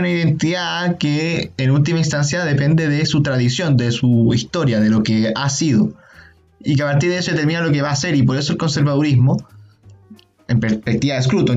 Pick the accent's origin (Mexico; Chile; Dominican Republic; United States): Chile; nosotros como chilenos